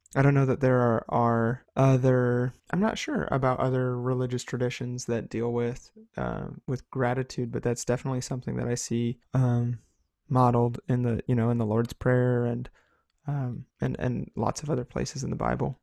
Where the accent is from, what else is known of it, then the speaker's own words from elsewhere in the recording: United States; as an American people, um, we have grown up